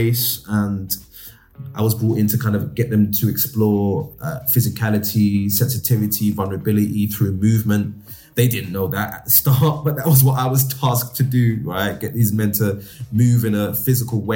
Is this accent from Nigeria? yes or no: yes; Nigeria; as a Nigerian boy growing up, my dad was old school